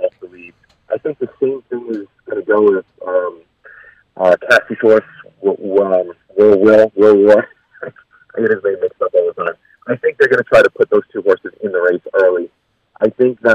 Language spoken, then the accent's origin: English; Bethpage, New York, United States; I grew up in Bethpage, and I'm in Bethpage right now